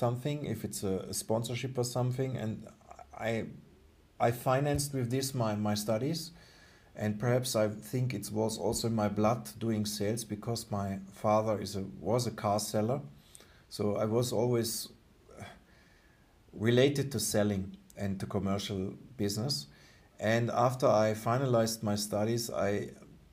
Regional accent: Germany; English is a second language; also born or lived in Singapore; where I'm coming from the Lake of Constance

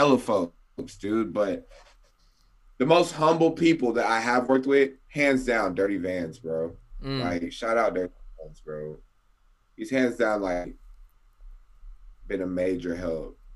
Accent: the South, United States; I'm from the South

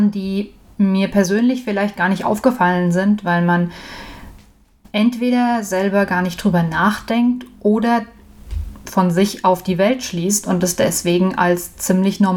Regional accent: Medenbach, Hesse, Germany; now in Erdbach, Germany; Ich komme ursprünglich aus Medenbach, ein gutes Dillkreisdörfchen. Mittlerweile wohne ich in Erdbach. Das ist einmal über den Berg von Medenbach.

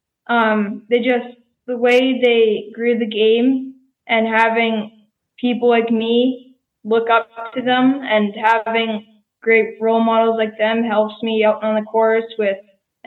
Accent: Saskatchewan, Canada; I'm from Canada in Saskatchewan

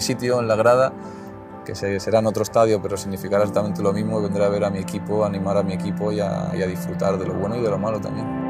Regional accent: Albacete, Castilla-La Mancha, Spain; soy de Albacete

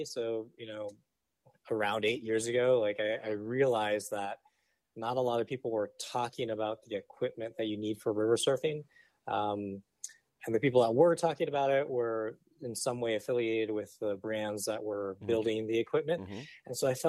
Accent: West Coast, United States; also born or lived in Kauai, Hawaii / California / Arizona / Oregon; So originally I'm from Kauai, born there, raised until I was six, and then kind of grew up all over the West Coast. So moved to California, Arizona, Oregon, back to Arizona.

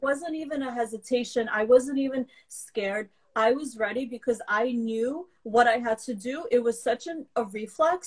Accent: New York City, New York, United States; first language Russian; English is a second language; also born or lived in Belarus; I came over mm-hmm. when I was five and a half years old, and I grew up in Brooklyn.

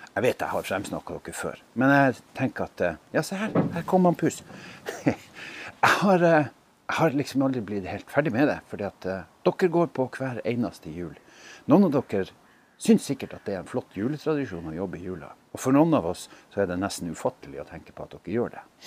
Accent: Skjervøy, Troms, Norway; Jeg er hjemme på Skjervøy

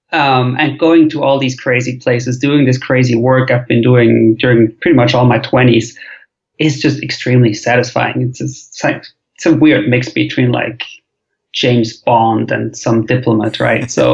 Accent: Zurich, Switzerland; moved away as an adult; also born or lived in Geneva / Northern California; now in San Francisco, United States; I'm Swiss originally. So I grew up in Zurich, but then I studied in Geneva.

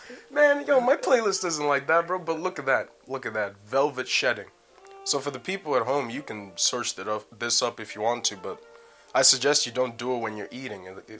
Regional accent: Leicester, East Midlands, United Kingdom; accent: Canadian; also born or lived in Canada; I am not Canadian. I'm Canadian, British. I was raised in Leicester and everything

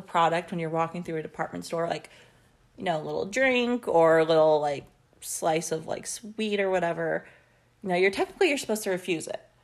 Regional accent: United States; as an American

